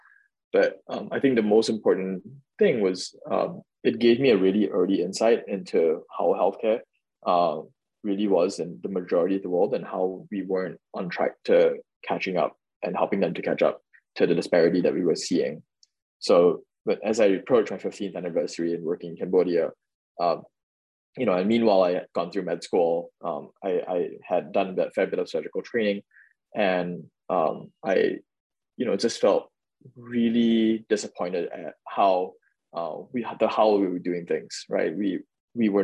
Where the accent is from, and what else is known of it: Singapore; born or raised there; moved away